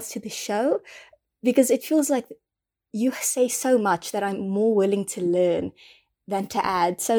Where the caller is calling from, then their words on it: South Africa; um, I'm recording from South Africa.